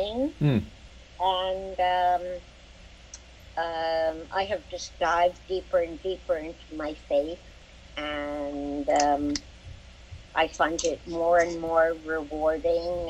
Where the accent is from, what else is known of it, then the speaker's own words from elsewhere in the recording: New York City, New York, United States; I grew up in Brooklyn, New York